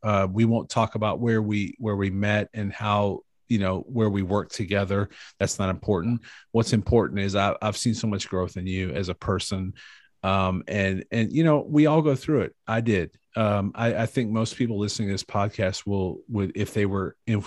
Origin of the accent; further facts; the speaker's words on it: Cleveland, Ohio, United States; I was from Cleveland.